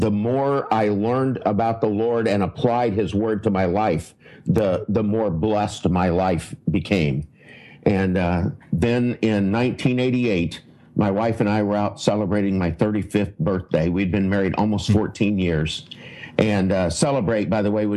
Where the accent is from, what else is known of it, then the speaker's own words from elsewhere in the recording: United States; I'm an American